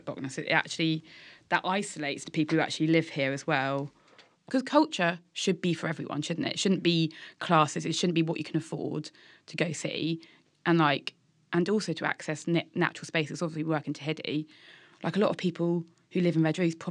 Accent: St Austell, South West England, United Kingdom; I grew up in St Austell

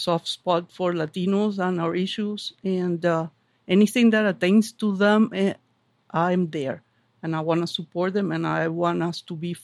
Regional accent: Venezuela; English is a second language; moved away as an adult; also born or lived in Kalamazoo, Michigan; now in Manchester, United States; Where are you from? Venezuela.

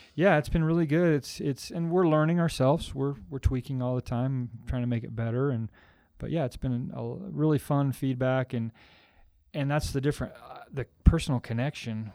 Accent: Logan, Utah, United States; It's my hometown

